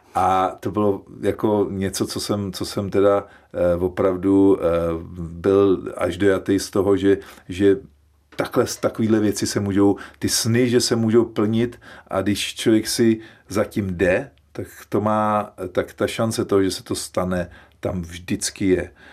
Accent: Czechia; že jsme Češi

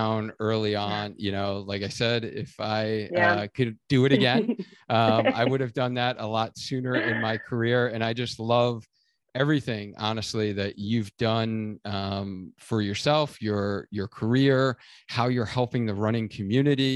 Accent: Long Island, New York, United States; I'm originally from Long Island.

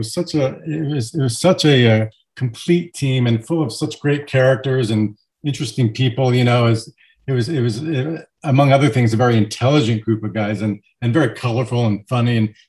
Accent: Miami, Florida, United States; now in Western Massachusetts, United States; I grew up in Miami, and I was a 9-year-old kid in 1972.

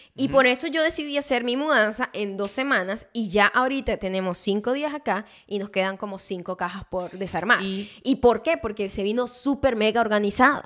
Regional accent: Venezuela; now in United States; yo crecí en Venezuela

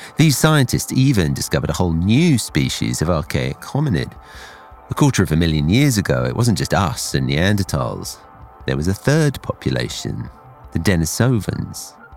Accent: Essex, East of England, United Kingdom; I came to find myself a child in Essex rather than Kashmir

